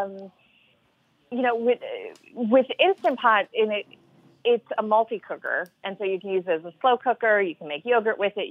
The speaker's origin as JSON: {"language": "English", "region": "the South", "country": "United States", "tie": "born or raised there", "said": "I grew up in the South"}